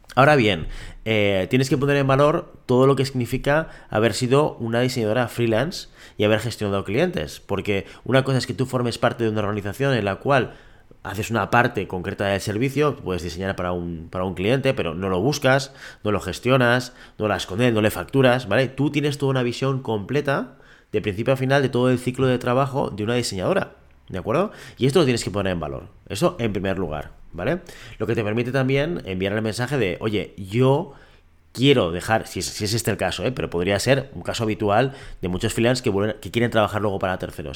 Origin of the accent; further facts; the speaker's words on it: Catalonia, Spain; yo estoy en Cataluña, yo soy catalán